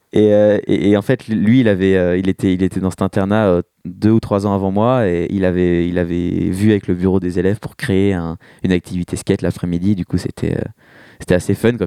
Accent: Rambouillet, Île-de-France, France; moved away as an adult; now in Paris, France; moi, je, viens de Rambouillet à la base, j'ai grandi euh, là-bas

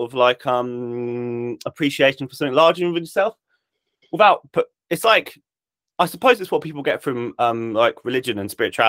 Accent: Isle of Wight, South East England, United Kingdom; I grew up on the Isle of Wight

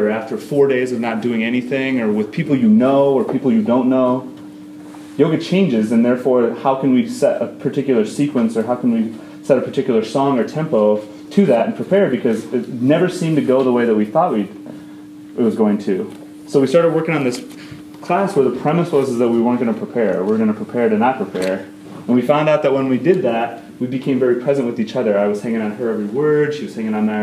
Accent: Dayton, Ohio, United States; moved away; we are from Dayton, Ohio originally

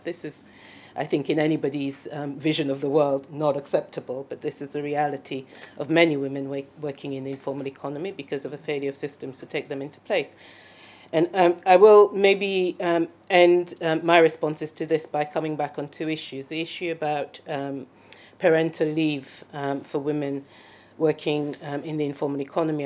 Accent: Sierra Leone; I'm from Sierra Leone, so I know the situation in my country very, very well

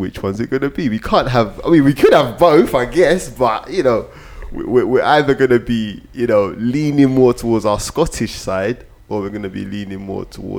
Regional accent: Nigeria; as a Nigerian woman or someone that was from the same ethnic background or culture as him, I wouldn't even listen to him

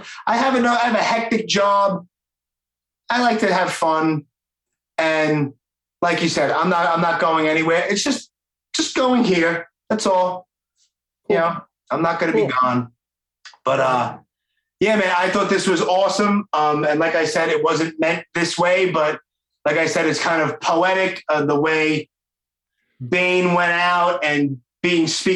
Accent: New York City, New York, United States; accent: Brooklyn; my knucklehead Brooklyn accent

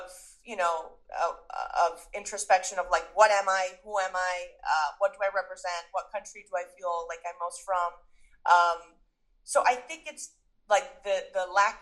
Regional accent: New York, United States; also born or lived in Venezuela / United Kingdom; I'm from New York, and yes, that I'm American, but like I feel more New Yorker

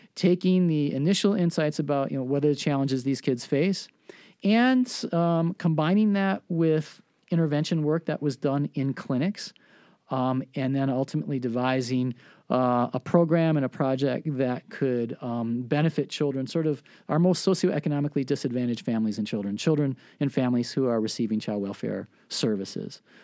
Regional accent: Milwaukee, Wisconsin, United States; I was raised in Milwaukee

